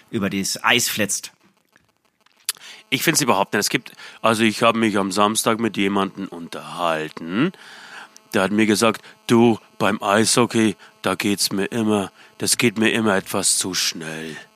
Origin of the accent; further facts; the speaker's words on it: Poland; Äh, aus Polen. Äh, erwähne ich jetzt nicht jedes Mal.